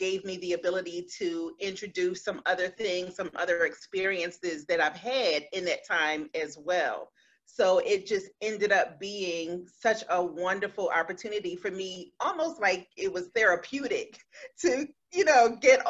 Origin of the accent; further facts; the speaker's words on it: Philadelphia, Pennsylvania, United States; now in South Jersey, United States; I'm from Philadelphia, North Philly, to be specific, born and raised in Philly. I live in South Jersey now